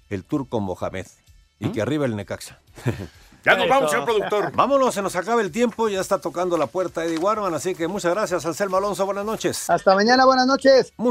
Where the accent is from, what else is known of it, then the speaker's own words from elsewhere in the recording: Pachuca, Hidalgo, Mexico; de Pachuca.